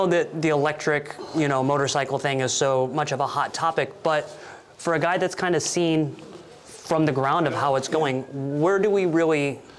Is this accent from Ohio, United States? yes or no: no; Illinois, United States